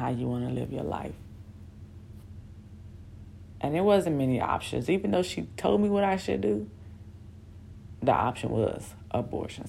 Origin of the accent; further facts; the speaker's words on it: Newport News, Virginia, United States; moved away as an adult; now in Bahrain; I grew up in Newport News, Virginia